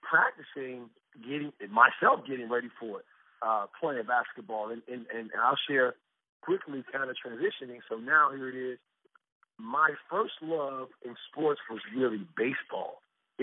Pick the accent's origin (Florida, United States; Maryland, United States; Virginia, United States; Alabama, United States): Florida, United States; South Miami; also born or lived in Bloomington, Indiana; now in Dallas, United States; So I grew up in South Florida. The city I grew up in was called South Miami in Florida